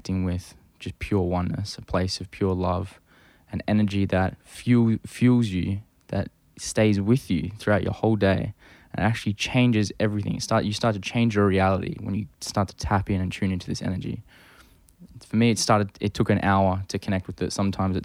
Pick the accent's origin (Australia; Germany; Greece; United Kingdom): Australia; Perth, Western Australia; moved away as an adult; now in Toronto, Canada; I left my hometown of Perth